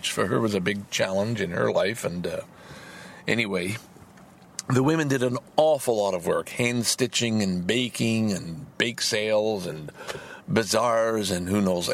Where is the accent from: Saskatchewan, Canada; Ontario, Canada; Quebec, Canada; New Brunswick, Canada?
Quebec, Canada; Salaberry-de-Valleyfield; also born or lived in Lachine; I grew up in Valleyfield the first 8 years of my life.